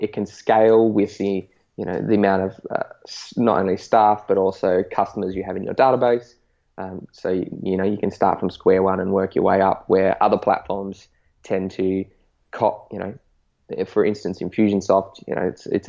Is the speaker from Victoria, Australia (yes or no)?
no; Northern Territory, Australia; moved away; also born or lived in Canberra, Australian Capital Territory; So I'm 26 now. I grew up, born and raised in the Northern Territory, so the top half of Australia that's stinking hot.